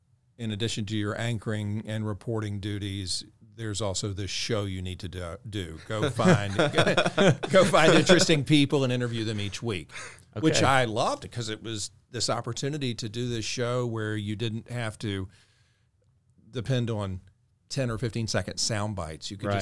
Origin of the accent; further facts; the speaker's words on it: Augusta, Georgia, United States; Where are you from? Augusta. And no one has ever said, Georgia?